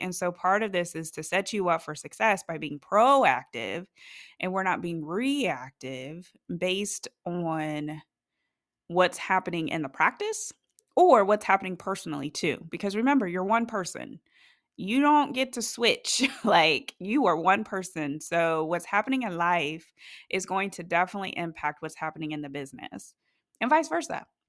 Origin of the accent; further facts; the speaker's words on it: Ohio, United States; now in North Carolina, United States; originally, I am from Ohio, and it is cold there